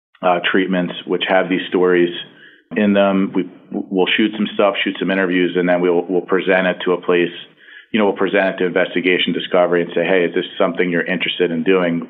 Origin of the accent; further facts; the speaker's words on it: outside of Philadelphia, Pennsylvania, United States; I actually grew up I grew up outside of Philadelphia. My parents are both from Philadelphia.